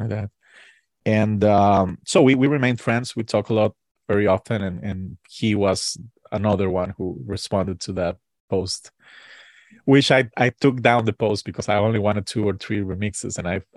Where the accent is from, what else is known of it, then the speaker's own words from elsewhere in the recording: Costa Rica; we're from Costa Rica